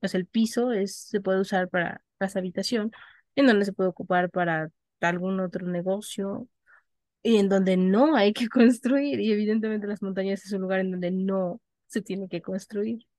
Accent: Mexico City, Mexico; Las personas que tenemos por lo menos lazos de tres generaciones previas a nosotros, radicando, mm. habiendo nacido y viviendo en la Ciudad de México, somos capitalinos.

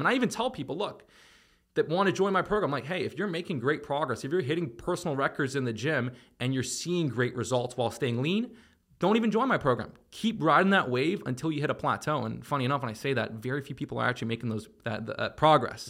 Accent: Toronto, Ontario, Canada; moved away; also born or lived in Miami; I was from Toronto and I just, you know, most of my childhood memories were playing sports and video games

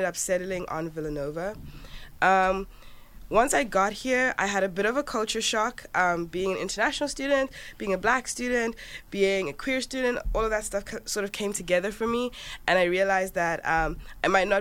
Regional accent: Johannesburg, Gauteng, South Africa; moved away as an adult; now in United States; So I'm from Johannesburg, South Africa, actually. That's where I grew up.

